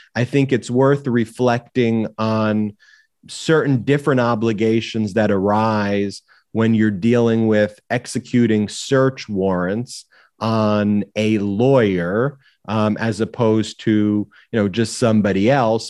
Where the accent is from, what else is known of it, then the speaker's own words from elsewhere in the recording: Long Island, New York, United States; my own story of growing up in Long Island, New York